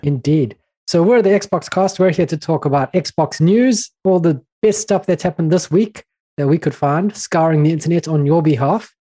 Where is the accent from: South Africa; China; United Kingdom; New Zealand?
South Africa; I'm from South Africa.